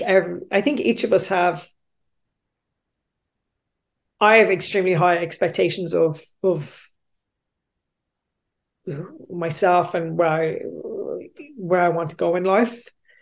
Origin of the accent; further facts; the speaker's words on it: Australia; I was the guy from Australia, and I, you know, worked in the big office over there, and I was wearing nice clothes, and I still had my tan.